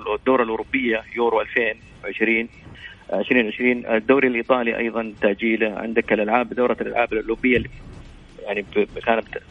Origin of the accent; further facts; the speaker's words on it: Saudi Arabia; احنا كسعوديين